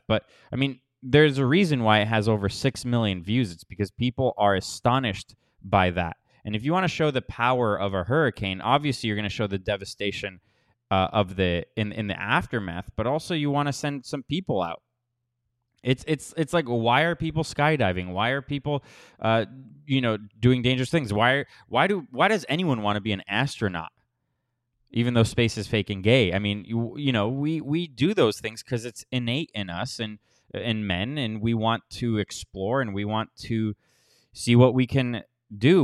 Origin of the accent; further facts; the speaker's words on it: Florida, United States; moved away; I am from Florida, so I can definitely sympathize, and I have been through many hurricanes living there